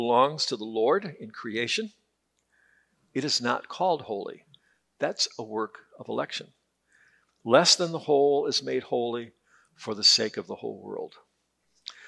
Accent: Detroit, Michigan, United States; I grew up in Detroit

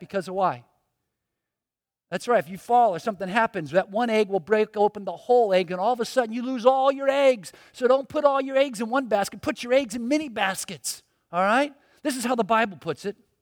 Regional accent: Miami, Florida, United States; I was born in Miami, grew up here

